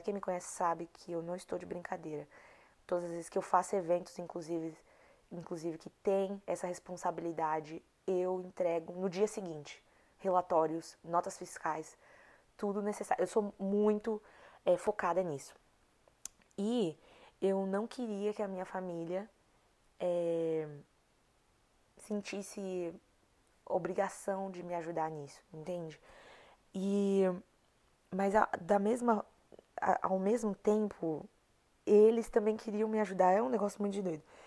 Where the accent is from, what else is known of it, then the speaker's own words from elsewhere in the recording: Brazil; moved away; a mentalidade que eu cresci no meu país, que eu cresci no Brasil